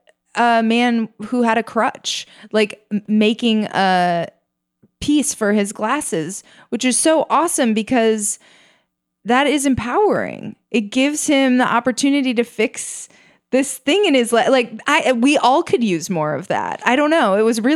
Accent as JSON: {"language": "English", "region": "Minnesota", "country": "United States", "said": "I am from Minnesota. It's shocking that in such a wintry place, they can have such efficient public transportation."}